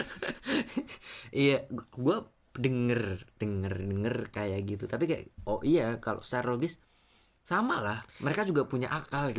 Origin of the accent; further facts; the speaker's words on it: Java, Indonesia; orang Jawa ya gue orang Jawa